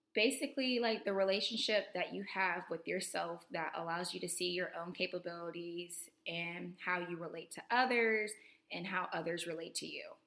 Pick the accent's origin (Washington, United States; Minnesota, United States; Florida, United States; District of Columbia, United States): Florida, United States; Tallahassee; moved away as an adult; I'm coming to you with a second episode here from my hometown in um, Tallahassee, Florida. I'm back home for Thanksgiving break.